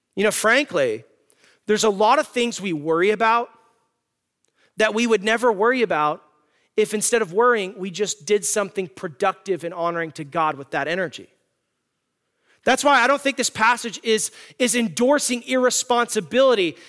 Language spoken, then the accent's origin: English; Tucson, Arizona, United States; I'm from Tucson, Arizona